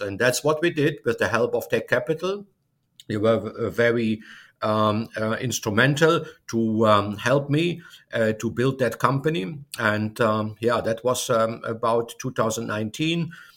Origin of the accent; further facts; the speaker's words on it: Germany; moved away as an adult; now in United States; I'm originally from Germany